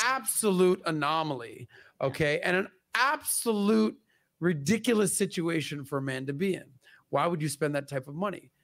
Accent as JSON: {"language": "English", "town": "Miami", "region": "Florida", "country": "United States", "tie": "born or raised there", "said": "growing up in Miami"}